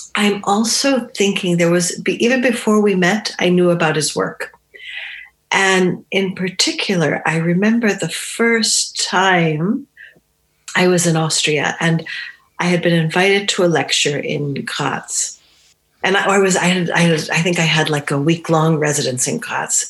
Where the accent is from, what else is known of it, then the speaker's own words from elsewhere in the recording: New Hampshire, United States; first language Romani; I grew up in New Hampshire, which is in the northeast of the United States in New England.